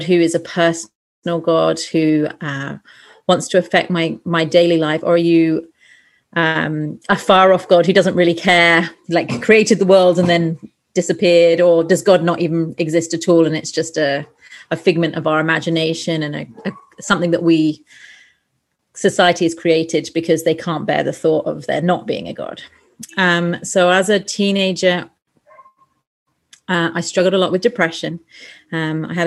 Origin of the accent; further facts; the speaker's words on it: England, United Kingdom; moved away as an adult; also born or lived in Sheffield; now in Lima, Peru; I'm a Brit, so I grew up in England